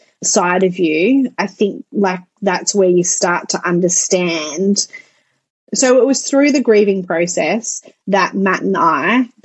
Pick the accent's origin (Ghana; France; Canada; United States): France; also born or lived in Netherlands; So I grew up in France and Holland